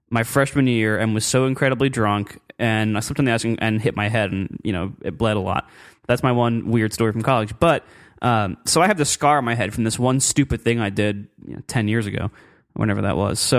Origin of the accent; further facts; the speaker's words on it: Meadville, Pennsylvania, United States; It's actually, I grew up in Pennsylvania.